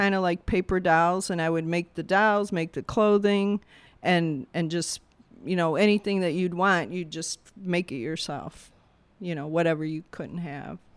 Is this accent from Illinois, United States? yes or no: yes; Bolingbrook, Illinois, United States; also born or lived in Englewood, Chicago; Then the folks moved out to Bolingbrook, uh, Southwest suburbs and grew up there my whole life